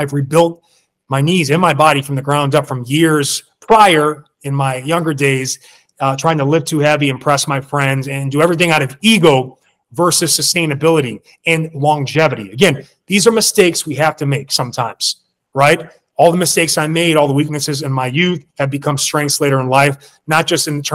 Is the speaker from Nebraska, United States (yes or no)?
no; Milwaukee, Wisconsin, United States; I'm from Milwaukee, Wisconsin